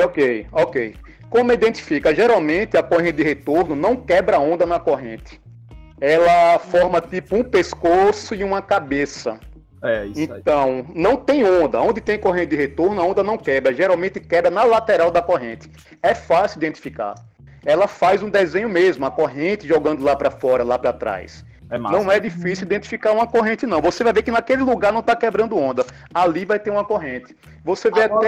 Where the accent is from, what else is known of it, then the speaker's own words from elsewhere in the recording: Aracaju, Sergipe, Brazil; now in Salvador, Brazil; sou natural de Aracaju, Sergipe, 43 anos de idade